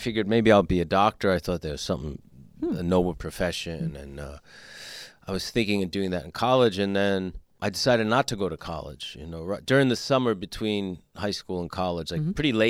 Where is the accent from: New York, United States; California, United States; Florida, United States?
New York, United States; In New York, mm-hmm.